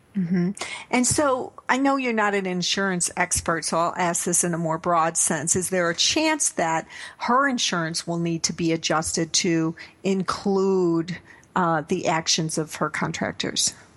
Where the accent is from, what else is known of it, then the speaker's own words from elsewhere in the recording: Naperville, Illinois, United States; my hometown of Naperville, Illinois